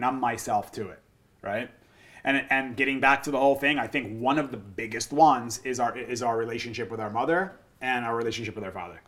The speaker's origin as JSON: {"language": "English", "country": "United States", "tie": "born or raised there", "said": "I grew up in Jersey or New York, and I played sports"}